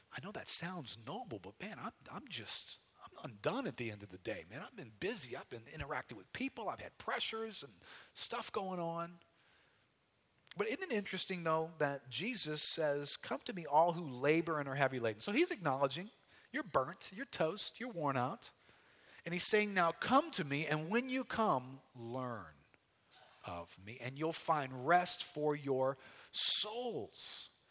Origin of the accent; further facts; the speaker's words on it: United States; as American Christians